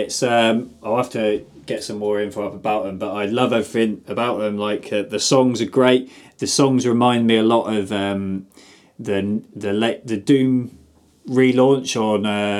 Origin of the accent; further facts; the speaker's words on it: South West England, United Kingdom; Or, actually, I hate Devon because I'm from Somerset.